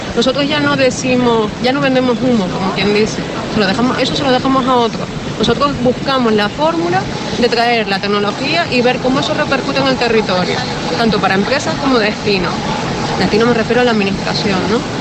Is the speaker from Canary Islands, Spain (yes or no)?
yes; Canary Islands, Spain; nosotros tenemos como Canarias, destino turístico que somos potentes